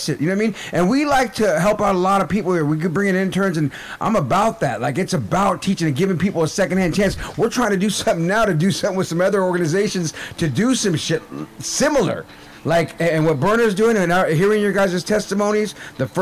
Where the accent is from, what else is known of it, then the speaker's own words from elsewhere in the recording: San Francisco Bay Area, California, United States; also born or lived in Nebraska; I'm from the Bay